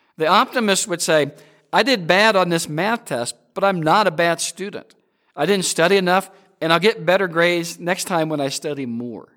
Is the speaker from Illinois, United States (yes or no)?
yes; Peoria, Illinois, United States; Growing up in Peoria, Illinois